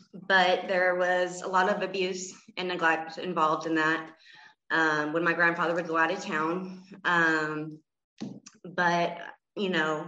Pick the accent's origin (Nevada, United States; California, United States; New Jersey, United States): Nevada, United States; Gardnerville; born or raised there; also born or lived in Layton, Utah